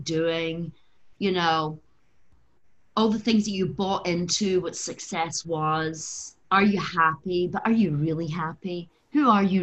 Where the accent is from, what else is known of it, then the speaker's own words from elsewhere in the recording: Glasgow, Scotland, United Kingdom; moved away as an adult; also born or lived in London; now in Los Angeles, United States; I was brought up in Glasgow in a working class family